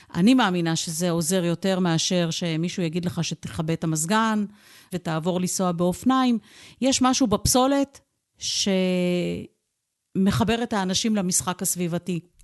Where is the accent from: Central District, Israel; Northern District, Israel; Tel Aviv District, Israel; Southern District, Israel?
Tel Aviv District, Israel; Holon; כילדה גדלתי בעיר חולון